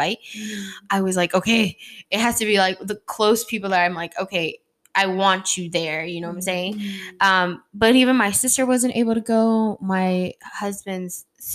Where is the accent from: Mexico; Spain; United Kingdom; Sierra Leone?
Mexico; Nogales, Sonora; I'm from Nogales, Sonora.